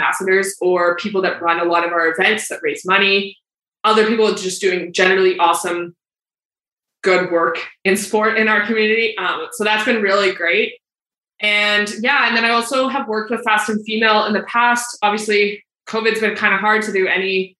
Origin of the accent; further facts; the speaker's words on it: Calgary, Alberta, Canada; I grew up in Calgary. I still live in Calgary